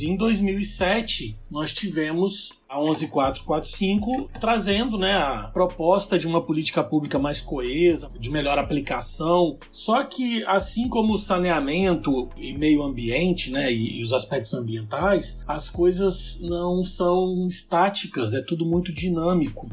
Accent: Colatina, Espírito Santo, Brazil; Eu sou natural do Espírito Santo, de uma cidade do interior chamada Colatina

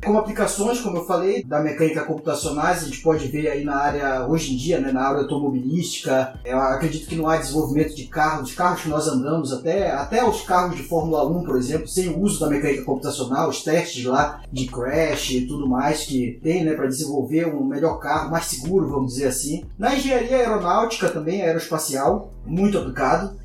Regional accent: Pará, Brazil; Eu sou paraense, eu sou engenheiro civil formado lá na Universidade Federal do Pará

